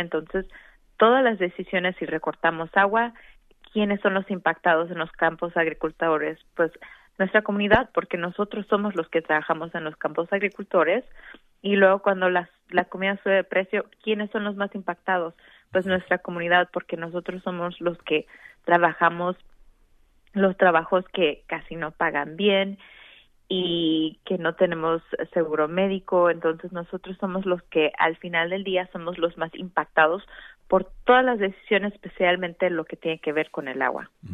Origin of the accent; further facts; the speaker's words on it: Veracruz, Mexico; also born or lived in Mexico City / Sonora; now in Arizona, United States; yo soy inmigrante, fui indocumentada, mi madre es de, de Sonora, yo nací en Veracruz, pero tuve la oportunidad de vivir en la Ciudad de México